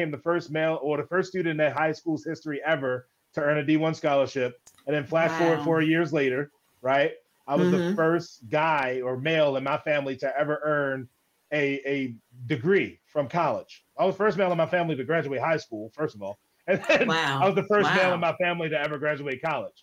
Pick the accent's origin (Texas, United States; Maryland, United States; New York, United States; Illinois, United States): Maryland, United States; Baltimore; I was born and raised in Baltimore, Maryland